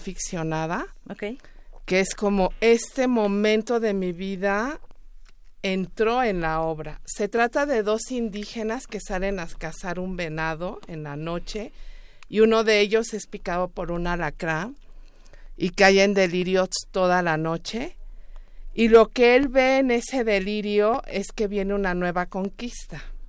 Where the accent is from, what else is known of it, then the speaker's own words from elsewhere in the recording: Juchitán, Oaxaca, Mexico; yo soy oaxaqueña, soy de Juchitán, Oaxaca